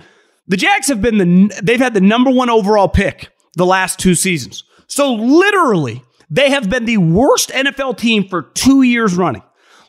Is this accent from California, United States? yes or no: yes; California, United States; I'm born and raised in California. I can sniff and smell out a fraud from a mile away. Lived around them my entire life.